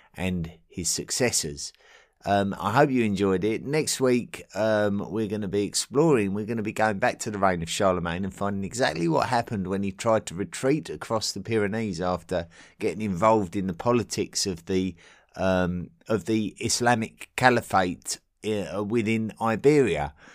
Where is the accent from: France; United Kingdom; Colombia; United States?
United Kingdom; Essex, East of England; I'm an Englishman from Essex, uh, in England, near London.